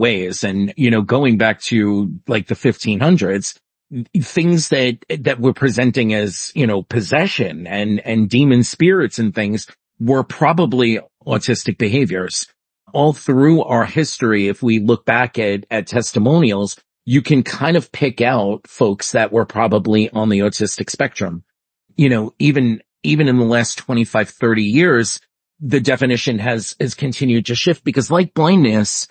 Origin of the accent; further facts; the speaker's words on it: New York City, New York, United States; I grew up in New York City